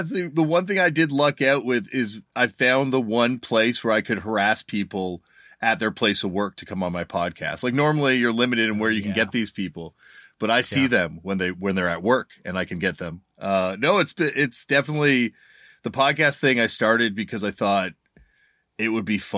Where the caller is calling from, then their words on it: Toronto, Ontario, Canada; I'm joining you from Toronto, Canada, in my basement